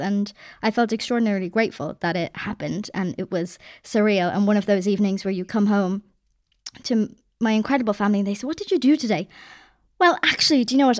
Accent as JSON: {"language": "English", "country": "Ireland", "also_born_or_lived": "Dublin", "said": "I'm Irish"}